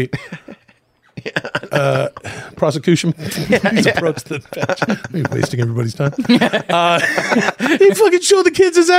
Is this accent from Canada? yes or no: yes; Ladner, British Columbia, Canada; moved away; I grew up in a small town outside Vancouver.